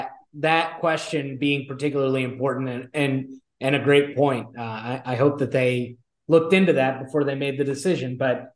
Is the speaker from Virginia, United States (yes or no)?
yes; Virginia, United States; Virginia, my home state